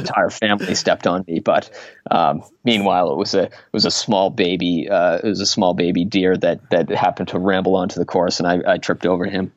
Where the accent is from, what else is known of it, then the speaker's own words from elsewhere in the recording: Waltham, Massachusetts, United States; I grew up in Waltham